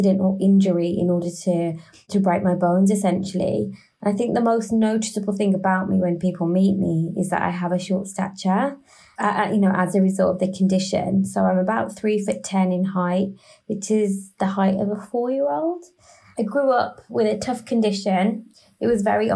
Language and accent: English; Birmingham, West Midlands, United Kingdom; first language English; now in London, United Kingdom; I always describe myself as a very proud Brummie. So I'm from Birmingham in the UK, who lives in London.